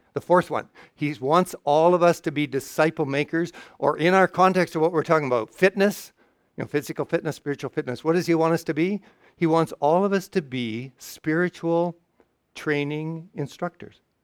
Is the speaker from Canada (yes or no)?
yes; Canada; I'm, I'm from Canada